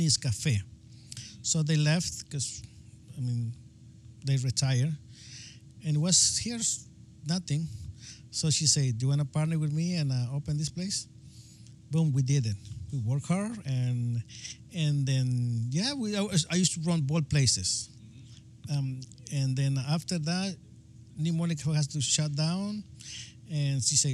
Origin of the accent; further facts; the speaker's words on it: Guatemala; English is a second language; moved away as an adult; now in Marin County, United States; I'm from Guatemala